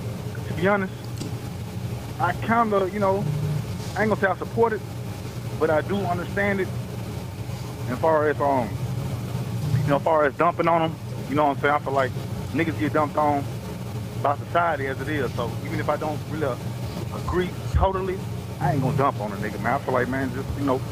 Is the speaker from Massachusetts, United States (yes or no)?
no; Tennessee, United States; I'm from Tennessee.